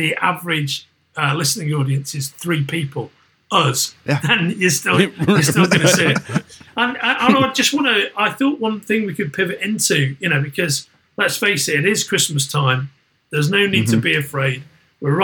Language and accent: English; Merseyside, North West England, United Kingdom; moved away; I'm from Merseyside originally